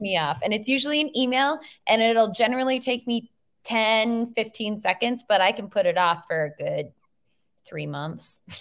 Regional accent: Minnesota, United States; I'm from Minnesota

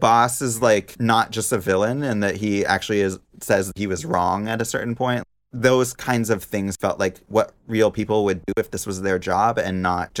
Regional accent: Pacific Northwest, Washington, United States; I grew up in the Pacific Northwest, and we had a cabin that was in a town a lot like Dante's Peak. It was like a small town in the mountains.

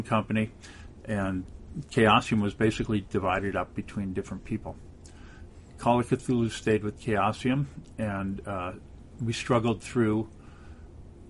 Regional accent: California, United States; I come from California

